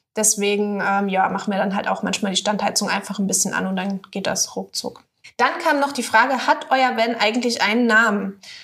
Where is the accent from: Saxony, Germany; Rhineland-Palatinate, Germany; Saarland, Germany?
Saarland, Germany; moved away; Ich komme ja aus dem Saarland ursprünglich mal.